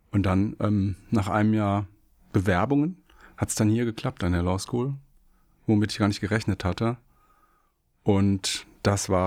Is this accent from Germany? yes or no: yes; Wiesbaden, Hesse, Germany; moved away as an adult; Ich komme aus Wiesbaden, da bin ich geboren worden und auch groß geworden. Bis ich 19 war